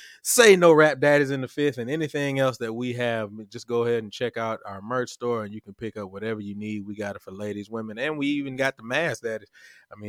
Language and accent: English; the South, United States; I'm from the South. I just went to the MEAC. I mean, but I was raised in the South culture though